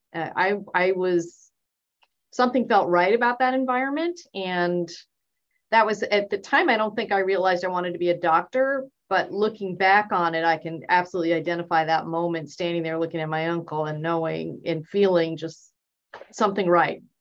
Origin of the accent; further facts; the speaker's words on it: Bay Area, California, United States; moved away; also born or lived in Boston, Massachusetts / Texas; that's pretty much where I grew up in the Bay Area.